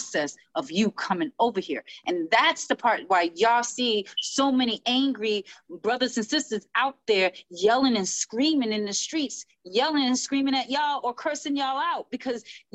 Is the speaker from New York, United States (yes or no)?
yes; New York City, New York, United States; From over there, right over there. That's my roots. My aunt is still up in there where my mother was raised. Like, this is my hometown